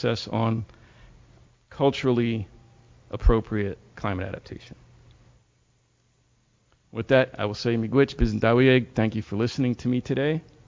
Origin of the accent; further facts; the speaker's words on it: Philadelphia, Pennsylvania, United States; moved away; I'm originally from Philadelphia, and I work for GLIFWIC.